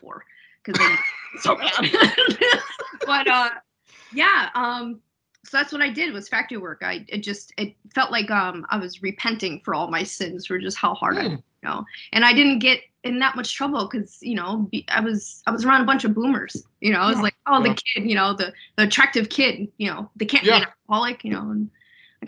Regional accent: Enfield, Connecticut, United States; moved away as an adult; also born or lived in Florida; now in Virginia, United States; my hometown of Enfield

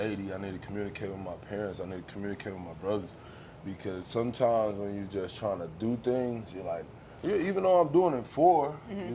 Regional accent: Riviera Beach, Florida, United States; I'm from inside of my town, inside of Palm Beach County, is Riviera Beach, Florida

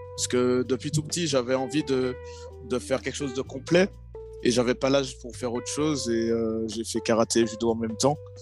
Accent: Martinique; moved away as an adult; j'étais en Martinique encore et donc jusqu'à mes 18 ans j'étais là-bas

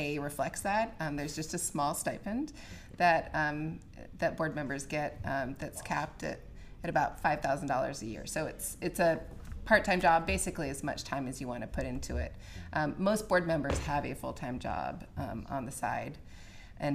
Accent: Rochester, Minnesota, United States; moved away as an adult; also born or lived in Kasson, Minnesota / Utah; now in Dayton, United States; I am from Rochester, Minnesota. I was born and raised in Rochester, Minnesota

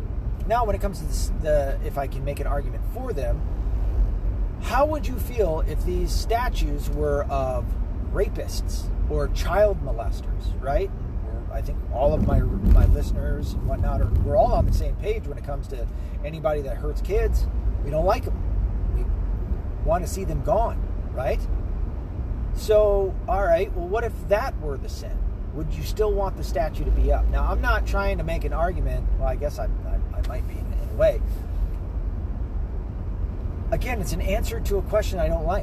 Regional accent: the South, United States; moved away; also born or lived in the North; Now, I was born in the South. I was primarily raised in the South

